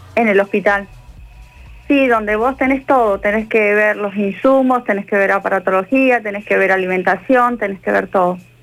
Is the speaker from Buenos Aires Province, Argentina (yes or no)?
no; Bariloche, Río Negro, Argentina; moved away as an adult; now in Córdoba, Argentina; yo vengo de Bariloche, yo no soy de acá de Córdoba y Córdoba me abrió las puertas. Eh, vine hace 11 años